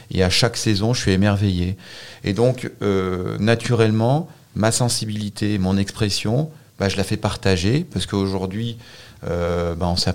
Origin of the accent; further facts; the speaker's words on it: Auvergne-Rhône-Alpes, France; Euh, je suis un vrai Savoyard.